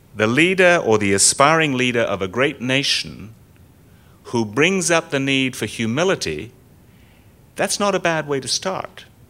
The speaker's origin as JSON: {"language": "English", "country": "United States"}